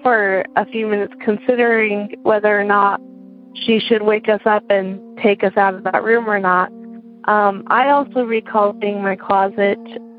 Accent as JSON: {"language": "English", "region": "Utah", "country": "United States", "moved": "as an adult", "lives_now": "Connecticut, United States", "said": "I'm from Utah, but currently living in Connecticut while I attend grad school"}